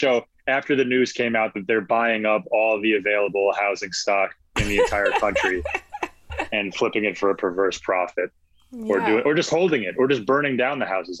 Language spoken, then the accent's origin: English; Newtown, Connecticut, United States; born or raised there; also born or lived in Long Island, New York